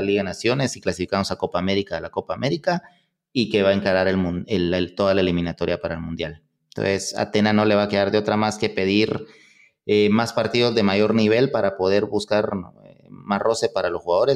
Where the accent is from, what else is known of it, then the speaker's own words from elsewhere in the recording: Guatemala; yo soy un poquito más, o sea, ilusionado y todo, como guatemalteco